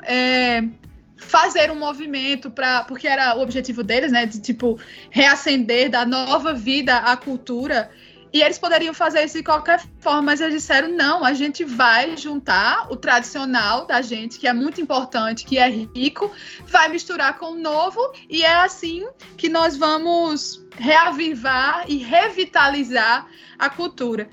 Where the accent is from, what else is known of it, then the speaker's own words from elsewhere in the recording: Northeast Region, Brazil; como nós nordestinos